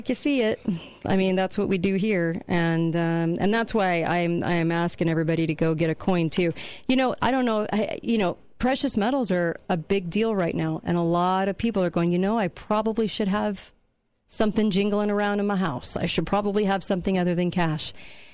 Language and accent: English; California, United States; moved away; When I grew up in California